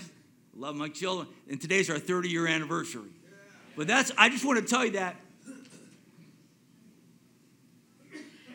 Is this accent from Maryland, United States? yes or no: no; Silicon Valley, San Francisco Bay Area, California, United States; I grew up in Silicon Valley